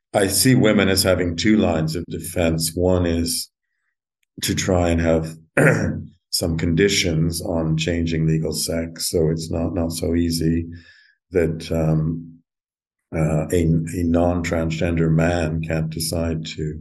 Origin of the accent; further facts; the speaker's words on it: Alberta, Canada; now in London, United Kingdom; I grew up in Alberta